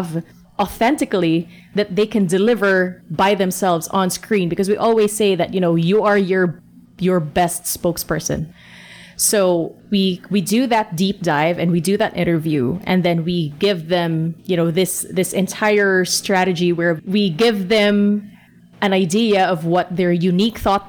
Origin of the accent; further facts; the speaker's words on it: Philippines; we're from the Philippines